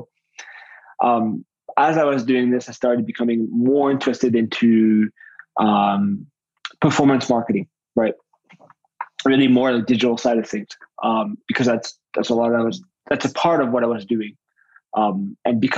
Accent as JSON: {"language": "English", "town": "Paris", "region": "Île-de-France", "country": "France", "tie": "born or raised there", "also_born_or_lived": "Montreal, Canada", "moved": "as an adult", "said": "I moved from Paris, France, which is my place of origin, to Montreal, Canada"}